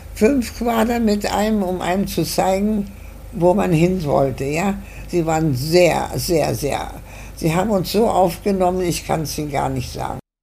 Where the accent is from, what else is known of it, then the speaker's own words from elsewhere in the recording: Germany; now in Argentina; Wir sind nach Deutschland nicht wieder zurückgekommen